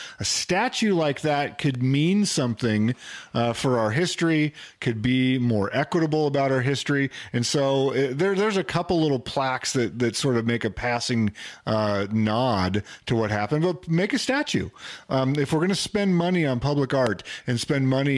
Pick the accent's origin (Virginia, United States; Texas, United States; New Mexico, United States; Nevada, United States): New Mexico, United States; moved away; growing up in New Mexico